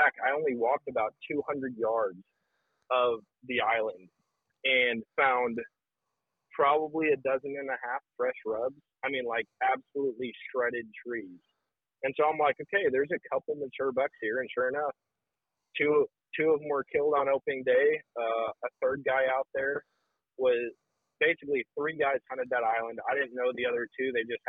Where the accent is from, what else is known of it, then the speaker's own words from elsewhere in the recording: Wisconsin, United States; This is my first year out of all the years growing up in Wisconsin, my first year hunting public land in Wisconsin.